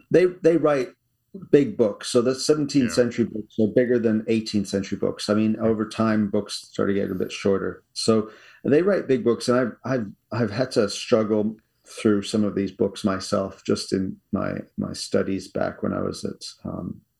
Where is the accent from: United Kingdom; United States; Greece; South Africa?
South Africa; now in Canada; We moved from South Africa in 1988 okay. to uh, Canada